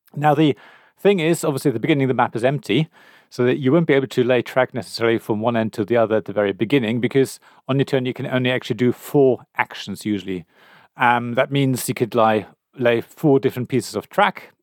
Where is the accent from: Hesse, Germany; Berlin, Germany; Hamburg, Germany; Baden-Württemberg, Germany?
Berlin, Germany; I come from Berlin.